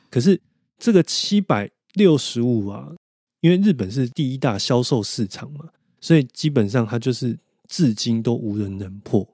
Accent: Taiwan; 那我们台湾人又去跟日本人学习

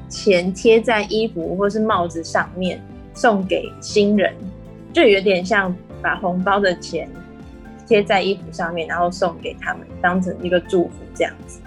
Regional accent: Taiwan; moved away as an adult; also born or lived in Peru; 跟我们台湾这边教小孩的方式，我觉得有很大的不一样啊

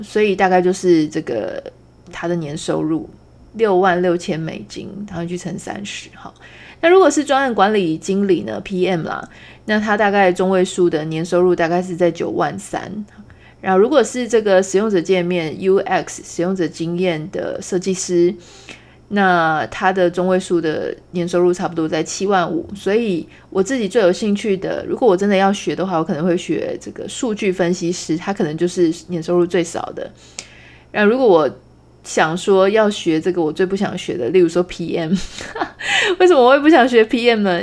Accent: Taiwan; 我们是台湾人

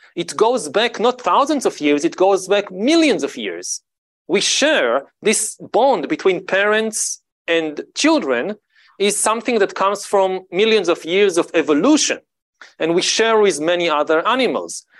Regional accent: Israel; I grew up in Israel, in the Middle East

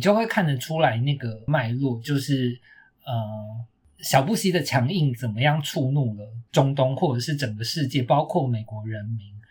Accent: Taiwan; 身为一个台湾人

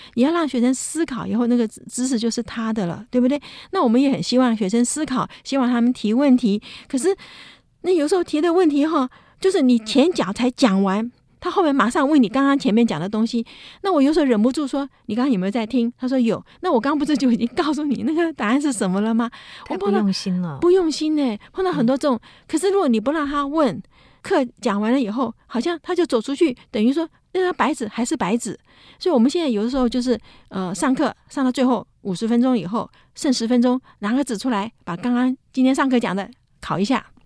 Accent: Taiwan; moved away as an adult; also born or lived in United States; 那我们那时候不在台湾

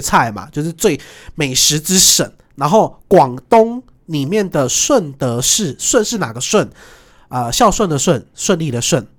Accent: Taiwan; 我是台湾来的

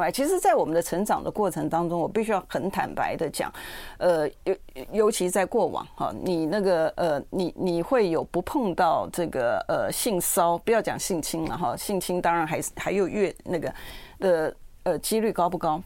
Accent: Taiwan; 跟别人讲，我从台湾来的时候，我就是都很 proud的嘛

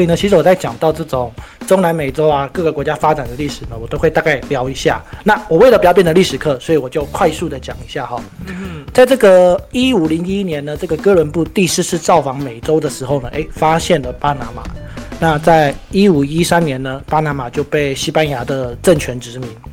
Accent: Miaoli County, Taiwan; 尤其我们本身是苗栗人嘛， 就跟我们的客家菜有点类似

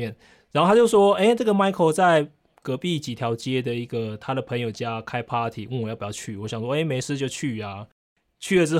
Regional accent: Taiwan; ，我可能我要因为来做环保志工，我需要几天的住宿时间

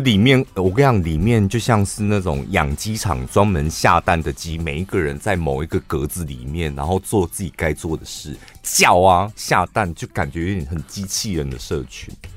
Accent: Taiwan; 我们是台湾人

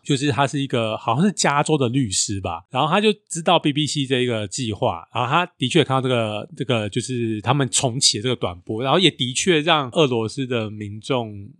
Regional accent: southern Taiwan, Taiwan; moved away as an adult; also born or lived in Taipei; now in northern Taiwan; 我是职业军人嘛，然后我，呃，我是在南部长大，然后后来就在台北读书，然后有一阵子也是回南部工作，但后来几乎都在北部生活了啦

